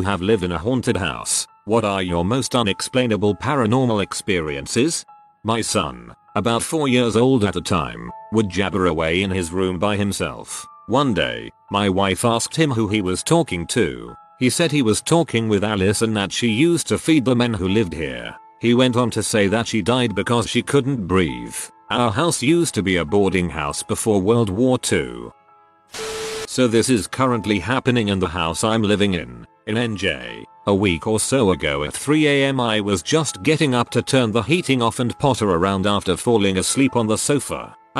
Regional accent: England, United Kingdom; I'm English and so used to 220 watt outlets which do everything twice as fast

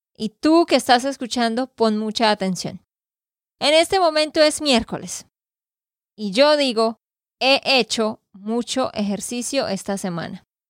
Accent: Santander, Colombia; de Santander, Colombia

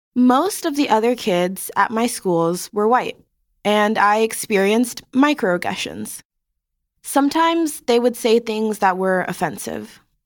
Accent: Miami, Florida, United States; a young black kid growing up in Miami

